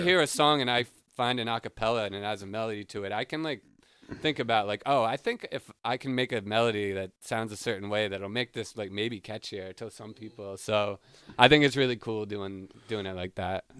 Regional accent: Smithfield, Rhode Island, United States; moved away as an adult; now in Boston, United States; I'm from Smithfield, Rhode Island

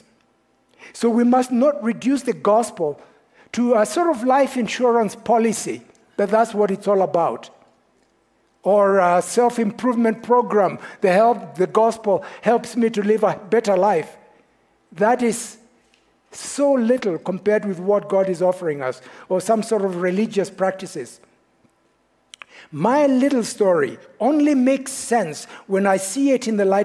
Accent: Kenya; moved away; I am from Kenya

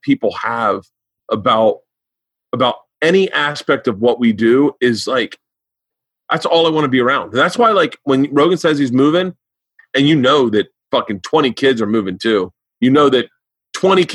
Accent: Tampa, Florida, United States; moved away; I grew up in Florida

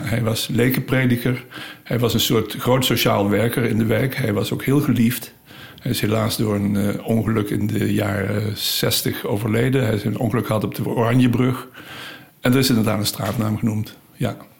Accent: Limburg, Netherlands; moved away as an adult; now in Utrecht, Netherlands; ik ben zeker als Limburger

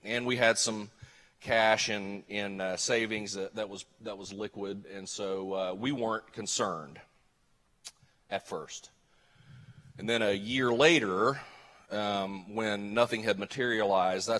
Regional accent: Tahlequah, Oklahoma, United States; I grew up in Tahlequah, Oklahoma

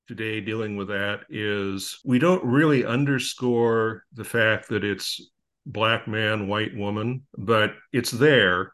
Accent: Upland, California, United States; also born or lived in Agoura Hills, California; grew up in Upland, California, and I now reside in Agora Hills, California.

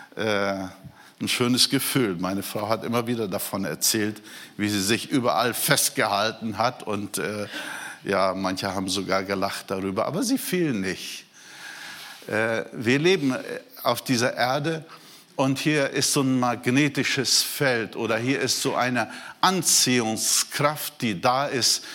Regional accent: Brazil; moved away; Ich bin Brasilianer

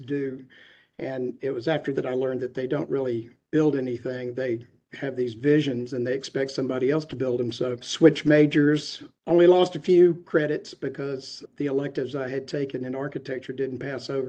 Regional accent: Atlanta, Georgia, United States; I was born and raised in Atlanta, Georgia. I grew up in the Druid Hills area.

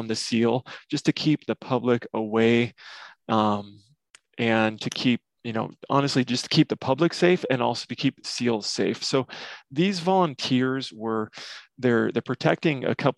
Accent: Nebraska, United States; I'm from Nebraska

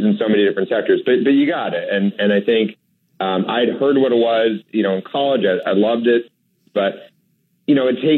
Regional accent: Manchester, New Hampshire, United States; when I was growing up in Manchester, New Hampshire

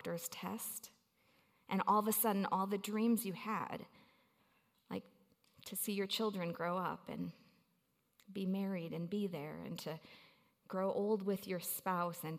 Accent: Milwaukee, Wisconsin, United States; now in Colorado, United States; I grew up in Milwaukee, Wisconsin

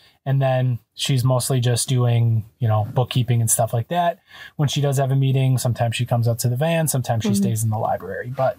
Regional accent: Wisconsin, United States; moved away as an adult; we're from Wisconsin

